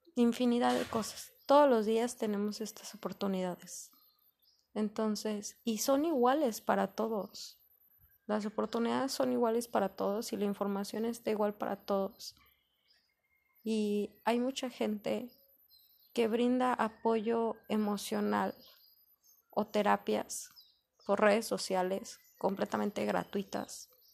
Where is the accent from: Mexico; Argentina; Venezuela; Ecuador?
Mexico; como mexicanos, nosotros aquí